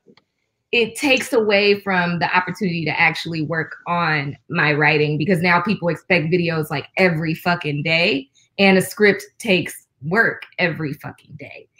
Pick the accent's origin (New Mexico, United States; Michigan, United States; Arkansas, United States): Michigan, United States; Detroit; I'm from Detroit.